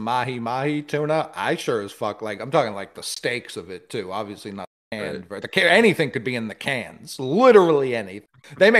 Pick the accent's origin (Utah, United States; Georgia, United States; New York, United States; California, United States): New York, United States; New York City; I'm from Harlem.